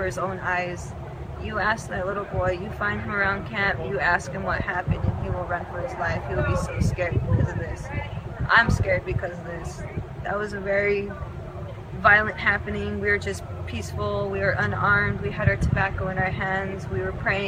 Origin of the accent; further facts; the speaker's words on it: Dulce, New Mexico, United States; I'm from the Hickory Apache Nation in Dulce, New Mexico